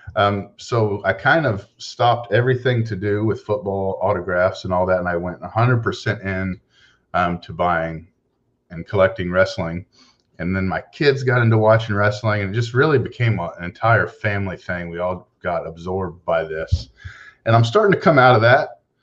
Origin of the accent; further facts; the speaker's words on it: Houston, Texas, United States; I'm from Houston, Texas